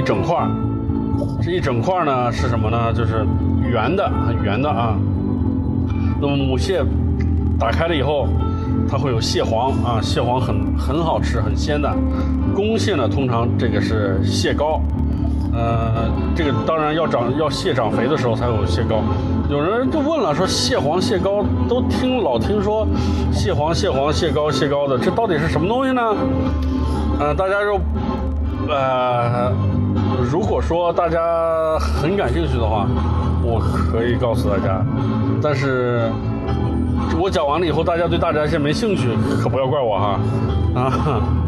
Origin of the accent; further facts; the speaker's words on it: Northwest China, China; now in Suzhou, China; 我西北汉子